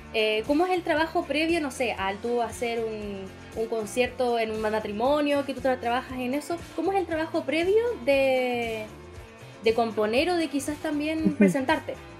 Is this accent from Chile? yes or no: yes; Chile; Como chilenos